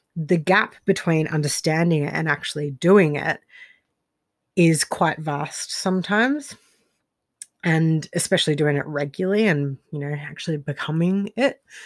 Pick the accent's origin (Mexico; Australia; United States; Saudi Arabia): Australia; moved away as an adult; also born or lived in Rostrevor, Northern Ireland; I'm Australian, but I lived in Northern Ireland for a few years